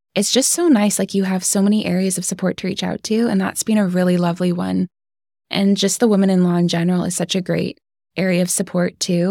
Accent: Vancouver Island, British Columbia, Canada; moved away as an adult; now in Belfast, United Kingdom; I'm from Vancouver Island

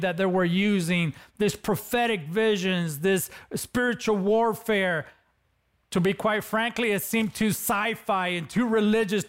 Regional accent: Los Angeles, California, United States; accent: Latino; growing up in East LA, California, I was involved in gangs

